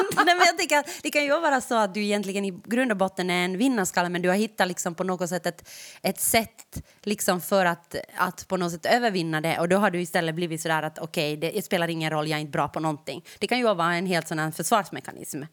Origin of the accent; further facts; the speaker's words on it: Ostrobothnia, Finland; Jag har vuxit upp i Österbotten